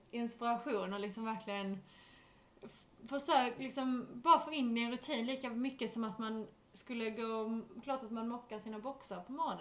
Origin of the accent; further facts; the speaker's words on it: Skåne, Sweden; moved away as an adult; also born or lived in Vellinge; now in England; Jag har varit hemma i Sverige